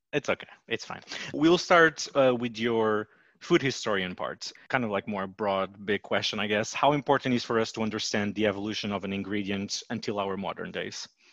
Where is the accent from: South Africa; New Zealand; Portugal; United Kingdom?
Portugal; moved away as an adult; now in Washington, D.C., United States; I'm originally from Portugal and I've been living in Washington, D.C. for the last nine years.